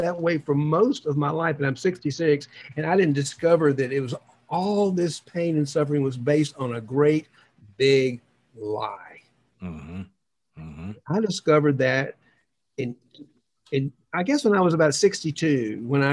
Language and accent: English; the South, United States; moved away; also born or lived in New York; all the bullies that I grew up with in the South, including my father